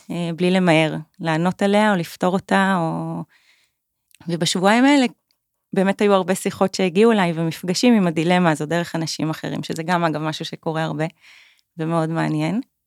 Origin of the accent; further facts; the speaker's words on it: Kiryat Tiv'on, Northern District, Israel; moved away as an adult; also born or lived in Tel Aviv; now in Pai, Thailand; גדלתי בטבעון, במקום ירוק.